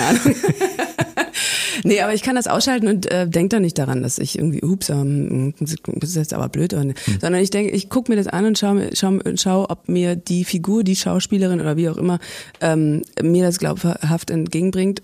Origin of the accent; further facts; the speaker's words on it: Berlin, Germany; also born or lived in Zossen, Brandenburg; Und ich bin ja Berliner.